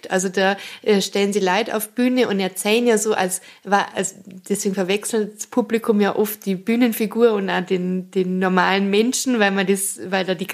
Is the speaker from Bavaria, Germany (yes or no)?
yes; Bavaria, Germany; accent: Bavarian; first language Bavarian; Und für mich ist das Bayerische einfach meine erste Sprache so.